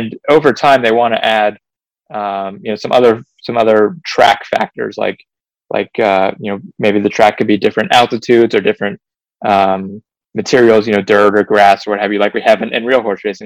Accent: North Carolina, United States; I'm from North Carolina, I'm a Carolina Hurricanes fan.

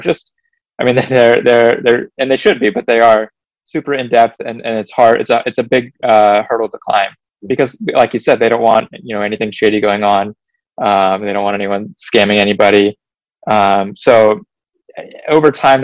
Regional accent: North Carolina, United States; I'm from North Carolina, I'm a Carolina Hurricanes fan.

